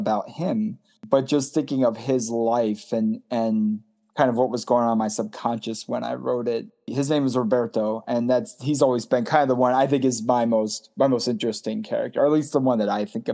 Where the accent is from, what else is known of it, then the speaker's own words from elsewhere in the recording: Baltimore, Maryland, United States; I'm from Baltimore and very much a proud Baltimorean.